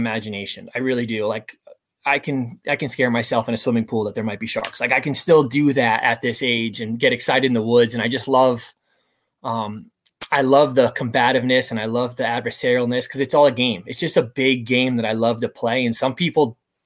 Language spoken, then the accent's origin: English; United States; I grew up just outside the New York City area